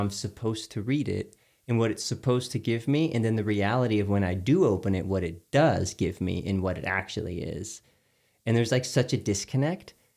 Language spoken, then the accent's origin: English; Houston, Texas, United States; I grew up in Texas